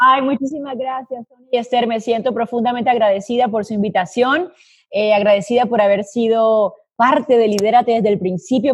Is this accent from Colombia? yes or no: yes; Colombia; now in Madrid, Spain; nací en Colombia, eh, pero hice cuentas esta semana y me di cuenta que llevo viviendo en el exterior más tiempo del que viví en Colombia